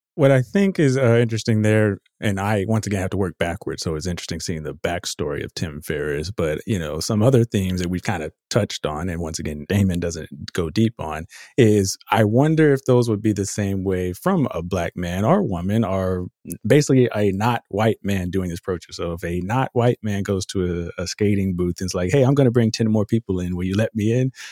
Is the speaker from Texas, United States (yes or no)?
yes; Austin, Texas, United States; I'm from Austin